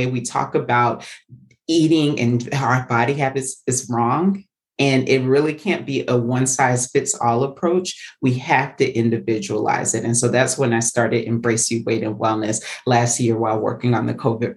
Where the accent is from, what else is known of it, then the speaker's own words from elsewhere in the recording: the South, United States; I was as a Southerner